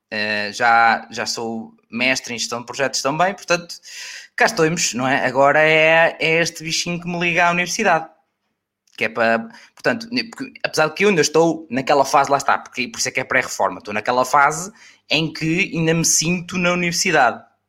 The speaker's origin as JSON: {"language": "Portuguese", "region": "Aveiro District", "country": "Portugal", "tie": "born or raised there", "said": "perto da minha terra, que é Oliveira das Mães"}